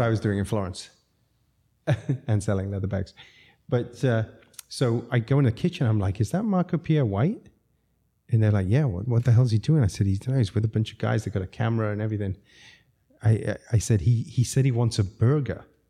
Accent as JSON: {"language": "English", "country": "Zambia", "tie": "born or raised there", "also_born_or_lived": "London / New York City", "moved": "yes", "said": "I grew up in Zambia"}